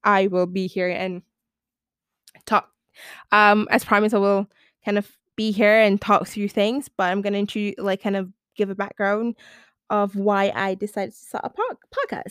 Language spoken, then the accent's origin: English; Malaysia; I'm from Malaysia